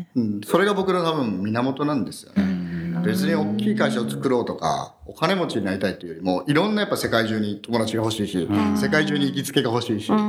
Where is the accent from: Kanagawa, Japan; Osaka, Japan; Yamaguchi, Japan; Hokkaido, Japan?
Yamaguchi, Japan; Shimonoseki; moved away as an adult; now in Tokyo, Japan; もともと僕は山口県下関市出身で、はい、で、大学まではそこにいたんですけど